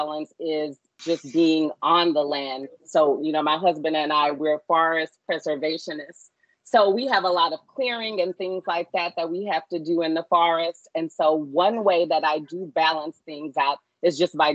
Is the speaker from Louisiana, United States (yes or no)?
yes; Baton Rouge, Louisiana, United States; I am a Louisiana native born and raised in Baton Rouge.